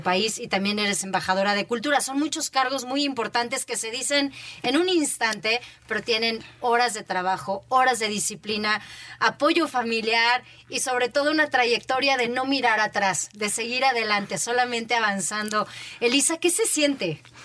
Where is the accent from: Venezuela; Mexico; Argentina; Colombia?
Mexico; State of Mexico; por ser mujer, por ser mexicana, por ser mexiquense